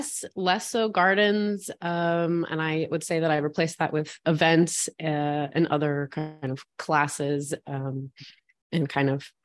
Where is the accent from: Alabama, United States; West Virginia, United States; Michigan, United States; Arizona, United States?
West Virginia, United States; So I grew up in West Virginia, so dead center of the state in Appalachia.